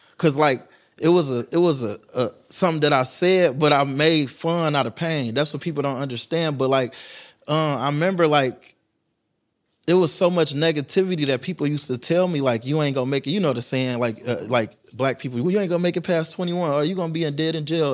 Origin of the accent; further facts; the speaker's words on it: Detroit, Michigan, United States; growing up in Detroit